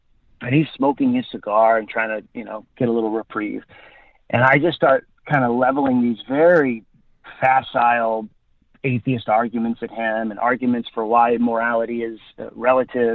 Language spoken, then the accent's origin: English; Los Angeles, California, United States; I grew up in Hollywood.